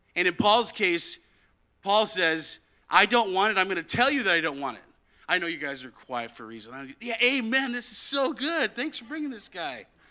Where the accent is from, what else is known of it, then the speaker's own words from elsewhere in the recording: United States; now in Canada; I'm from America